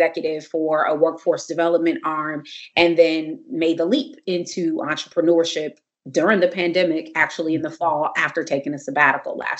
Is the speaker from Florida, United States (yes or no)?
no; Compton, California, United States; also born or lived in Crenshaw District, Los Angeles / Washington, D.C.; I am a Comptonian. I'm from Compton, California, and grew up out here, South Bay area in Compton.